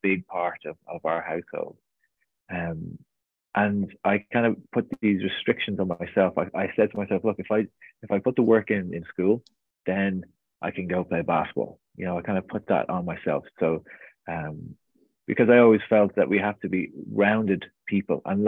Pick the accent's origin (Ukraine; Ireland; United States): Ireland; Portmarnock, Leinster; I was born and raised in North County Dublin on the beach there in Portmarnock